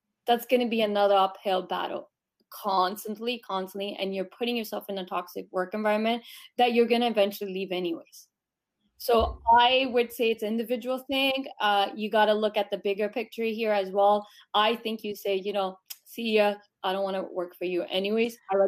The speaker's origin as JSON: {"language": "English", "country": "Canada", "tie": "born or raised there", "said": "growing up in Canada"}